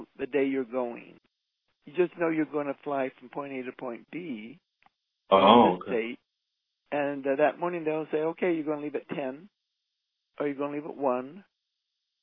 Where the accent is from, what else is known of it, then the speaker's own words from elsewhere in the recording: Utah, United States; we're from Utah